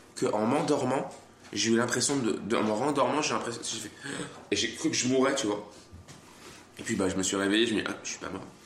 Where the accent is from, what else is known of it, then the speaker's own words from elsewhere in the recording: France; moved away; also born or lived in Switzerland; suis né en France.